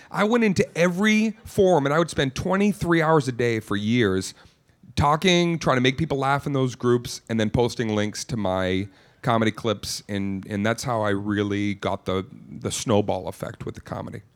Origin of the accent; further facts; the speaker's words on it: Boston, Massachusetts, United States; also born or lived in Cape Cod; I grew up in Boston